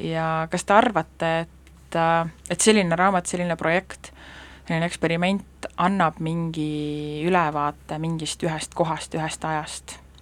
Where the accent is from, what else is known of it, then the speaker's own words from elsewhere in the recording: Saare County, Estonia; olen saarlane